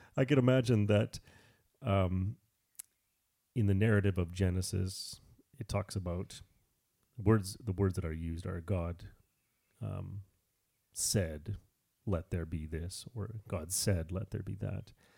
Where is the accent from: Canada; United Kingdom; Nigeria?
Canada; I'm Canadian